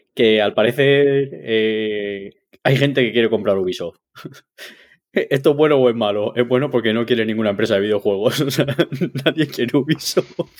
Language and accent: Spanish; Basque Country, Spain; yo, que soy vasco, vuelvo a cuando estaba en la Tola